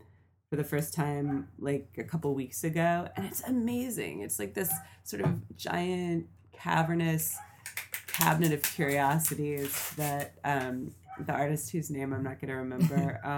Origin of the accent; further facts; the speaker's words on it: Manhattan Beach, California, United States; now in Los Angeles, United States; I grew up in the South Bay, then I went to UCLA, then I moved kind of mid-city, and then I lived over near USC, and then I moved back to mid-city